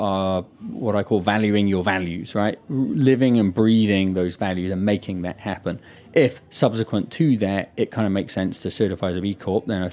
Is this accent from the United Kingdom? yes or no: yes; United Kingdom; moved away; my home country, the UK